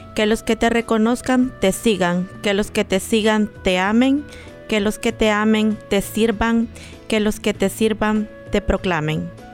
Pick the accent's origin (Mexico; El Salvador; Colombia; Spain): El Salvador; moved away; en mi país, bueno, soy salvadoreña